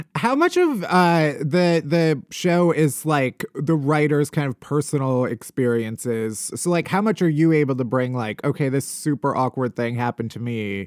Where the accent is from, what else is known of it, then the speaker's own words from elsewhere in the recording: outside of Chicago, Illinois, United States; moved away; also born or lived in New York; I'm also from the Midwest. I'm from outside of Chicago